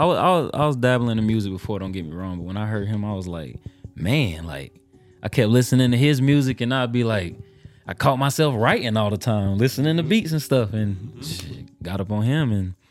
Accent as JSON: {"language": "English", "town": "Asheville", "region": "North Carolina", "country": "United States", "said": "I'm from Asheville, North Carolina"}